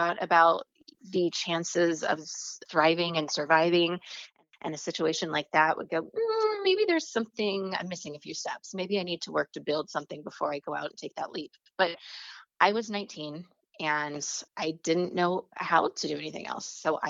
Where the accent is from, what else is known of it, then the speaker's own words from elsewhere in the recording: Oklahoma, United States; also born or lived in Virginia; I was born in Virginia and we moved around a little bit because my dad was in the military, but I grew up primarily in Oklahoma. So I spent 15 of my formative years in the Bible Belt, the middle of nowhere.